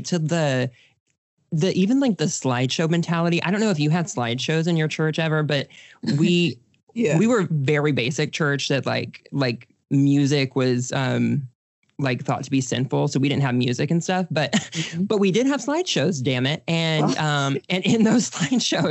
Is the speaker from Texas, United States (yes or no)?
yes; Texas, United States; I grew up in Texas